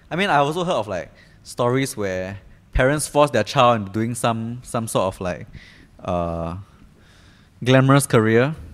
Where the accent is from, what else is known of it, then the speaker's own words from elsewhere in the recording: Singapore; as a Singaporean